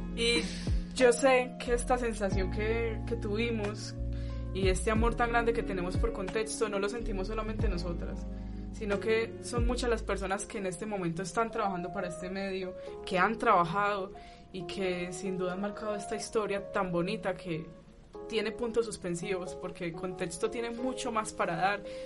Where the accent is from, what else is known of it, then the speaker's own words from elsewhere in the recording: Pereira, Risaralda, Colombia; moved away; Yo no soy de aquí, yo soy de Pereira